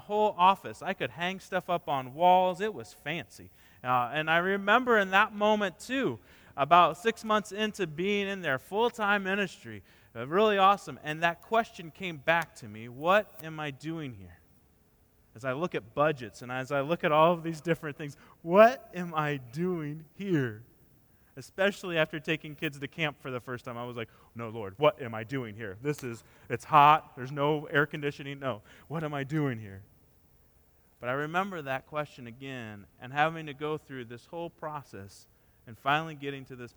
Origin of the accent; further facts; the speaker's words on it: Indiana, United States; when I was in middle school in Indiana